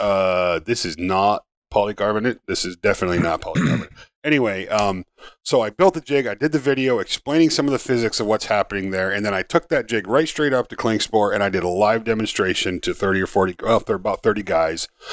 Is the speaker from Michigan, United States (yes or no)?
yes; Upper Peninsula of Michigan, United States; I grew up in Upper Michigan, there wasn't a hundred thousand people in the U P